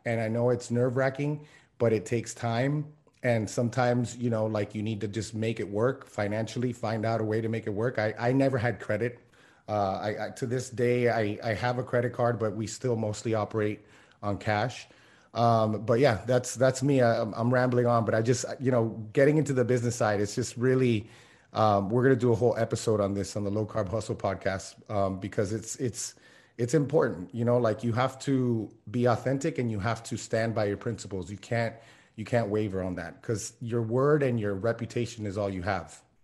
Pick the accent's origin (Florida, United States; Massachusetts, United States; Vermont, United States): Florida, United States; Miami; I grew up in Miami